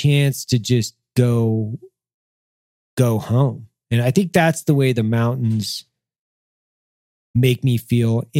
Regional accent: Lewiston, Idaho, United States; moved away; also born or lived in Weippe, Idaho; I grew up in Weipe and then Lewiston

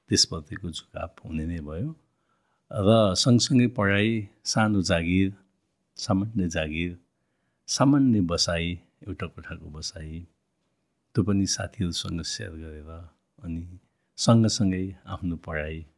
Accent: Syangja, Gandaki Province, Nepal; also born or lived in Pokhara; now in Kathmandu, Nepal; म स्याङ्जाबाट मैले भनिहालेँ म स्याङ्जामा जन्मेको हुर्केको

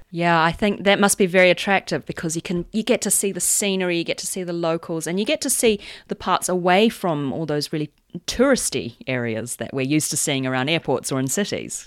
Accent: New Zealand; as a New Zealander

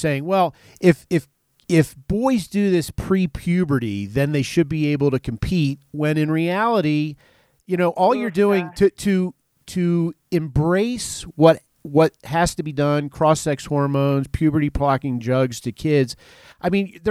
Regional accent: Philadelphia, Pennsylvania, United States; I grew up in Philly

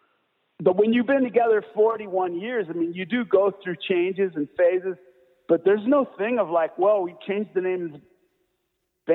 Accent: Hermosa Beach, California, United States; moved away as an adult; also born or lived in Colorado; now in Fort Collins, United States; growing up in Hermosa Beach

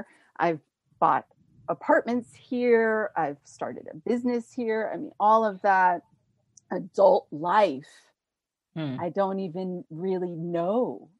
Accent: United States; moved away as an adult; now in France; as an American

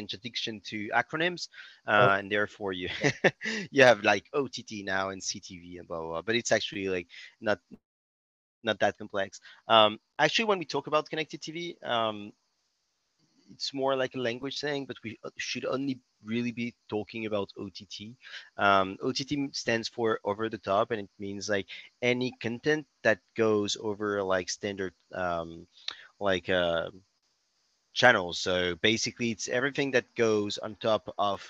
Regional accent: France; accent: French; English is a second language; also born or lived in Berkeley, California; As you may notice by my accent, I'm French. I'm still based in Paris, but now fly a lot in the US

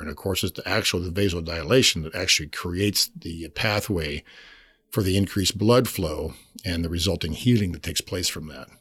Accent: Pasco, Washington, United States; moved away as an adult; also born or lived in California / Huntington Beach; now in Spokane, United States; I grew up in Pasco

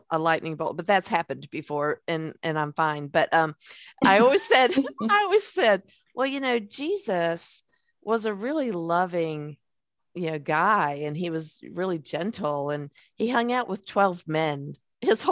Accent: the South, United States; I'm from the South

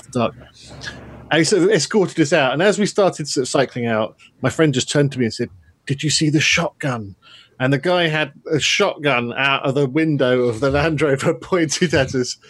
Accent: near Windsor Great Park, South East England, United Kingdom; I grew up near Windsor Great Park

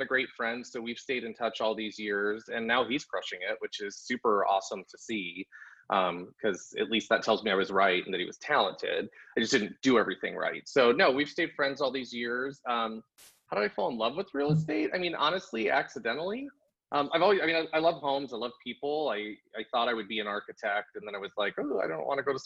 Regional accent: Long Beach, California, United States; now in Florida, United States; I grew up in Southern California in Long Beach.

